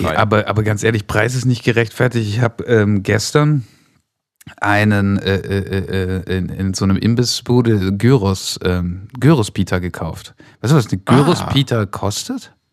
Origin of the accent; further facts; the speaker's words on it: Stuttgart, Baden-Württemberg, Germany; born there; gebürtig in, gebürtig in Stuttgart-Bad-Kennstadt.